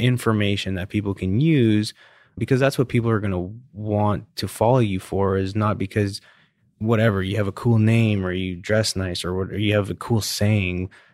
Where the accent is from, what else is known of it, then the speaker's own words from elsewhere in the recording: Canada; now in Houston, United States; I'm Canadian.